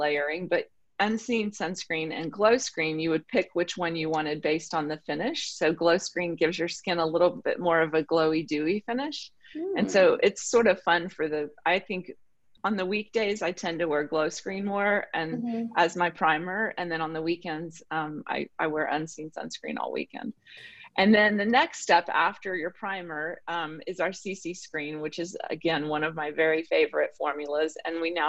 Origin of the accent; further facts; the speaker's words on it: the South, United States; I'm from the South